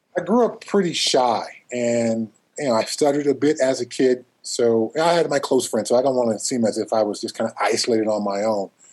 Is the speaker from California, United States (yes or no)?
yes; Altadena, California, United States; where I grew up in Southern California, uh, Altadena, I usually say I'm from Pasadena